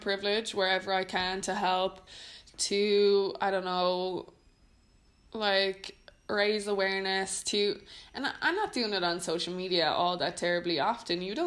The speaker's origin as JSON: {"language": "English", "country": "Ireland", "moved": "yes", "lives_now": "Netherlands", "said": "I'm Irish"}